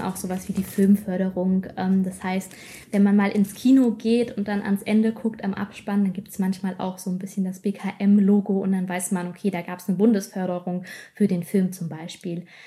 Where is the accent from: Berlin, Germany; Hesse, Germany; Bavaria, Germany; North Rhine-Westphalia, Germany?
Hesse, Germany; Wiesbaden; also born or lived in Mainz / Giessen; gebürtig komme ich aus Hessen, aus der wunderschönen Landeshauptstadt ähm, Wiesbaden